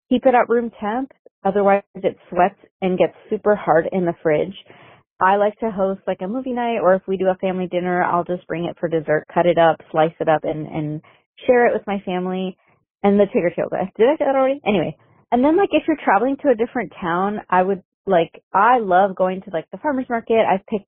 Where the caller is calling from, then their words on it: Toronto, Ontario, Canada; I'm calling from Toronto, Canada.